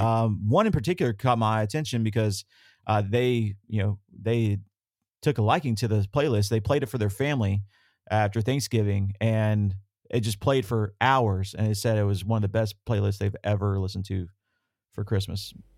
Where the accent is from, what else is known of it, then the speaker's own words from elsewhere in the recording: the South, United States; I grew up in the South